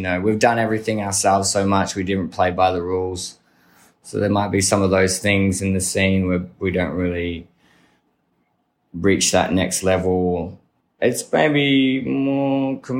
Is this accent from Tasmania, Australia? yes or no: no; Melbourne, Victoria, Australia; we've grown up here in Melbourne